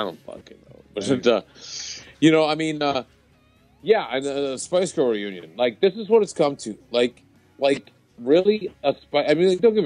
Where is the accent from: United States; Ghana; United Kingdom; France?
United States; the South; now in Southern California, United States; I grew up in the South